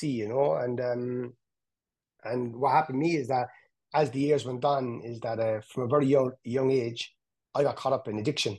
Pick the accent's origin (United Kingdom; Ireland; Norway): Ireland; Cork, Munster; where I grew up in Hollyville